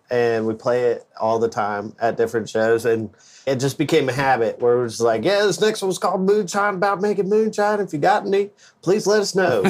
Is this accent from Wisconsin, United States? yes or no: no; Colorado, United States; moved away as an adult; now in North Carolina, United States; I grew up in Colorado, and so, like, I love the mountains.